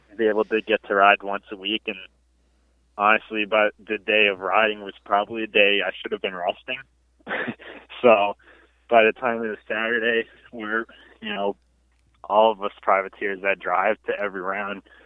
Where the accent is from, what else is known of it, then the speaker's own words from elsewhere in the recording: Woodstock, Connecticut, United States; I'm from Connecticut, uh, Woodstock, Connecticut to be exact